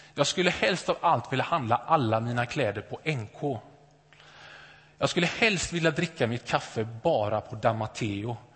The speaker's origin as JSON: {"language": "Swedish", "town": "Gothenburg", "region": "Västra Götaland", "country": "Sweden", "tie": "born or raised there", "said": "Jag är uppvuxen i, uppvuxen i Åkered, Näset, västra Göteborg, övre medelklass."}